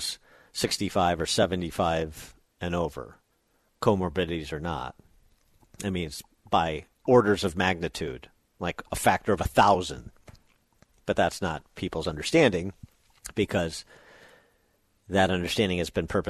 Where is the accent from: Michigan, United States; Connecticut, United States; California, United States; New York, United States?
Michigan, United States; my home state